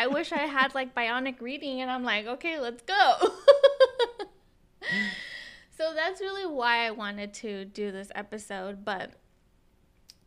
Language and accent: English; United States; first language Spanish; English is a second language; I'm Mexican American